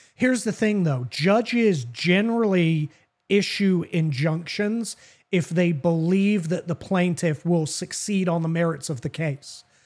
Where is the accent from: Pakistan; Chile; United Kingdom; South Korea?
United Kingdom; England; also born or lived in the South (US); now in United States; That's from growing up in England. We say I reckon all the time